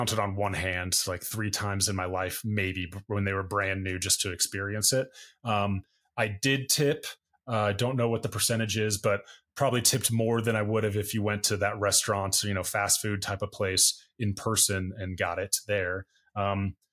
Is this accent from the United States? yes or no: yes; United States; As an American